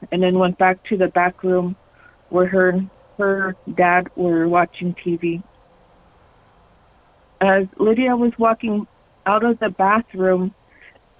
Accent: Alaska, United States; also born or lived in Arizona; I'm a Alaska Native. You know, I was raised mostly in Alaska.

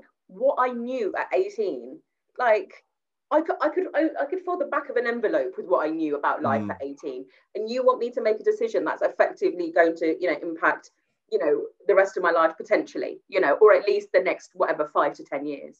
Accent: Gravesend, South East England, United Kingdom; it was in Gravesend, so it was in my hometown as well.

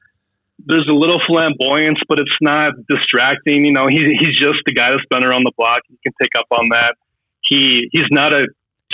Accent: Fargo, North Dakota, United States; I'm from Fargo, so people automatically think of the movie Fargo.

